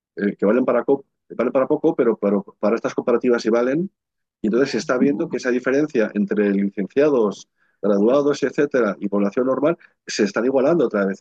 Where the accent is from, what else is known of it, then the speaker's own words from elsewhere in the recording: Navarre, Spain; el valle donde está mi pueblo, en Navarra